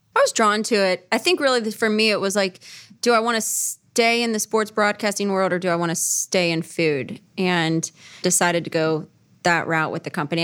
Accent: Cincinnati, Ohio, United States; born and raised in Cincinnati

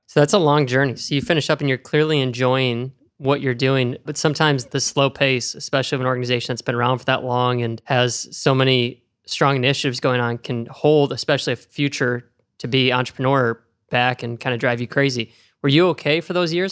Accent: Oregon, Ohio, United States; I'm from Oregon, Ohio

